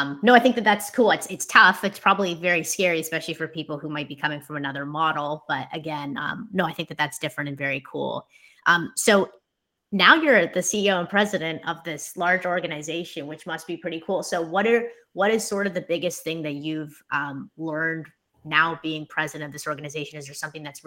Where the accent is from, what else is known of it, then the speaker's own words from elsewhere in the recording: Toronto, Ontario, Canada; I'm from Toronto.